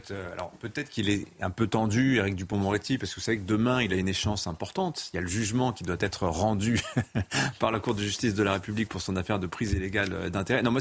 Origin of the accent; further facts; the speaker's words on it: France; moi, je suis là, je suis français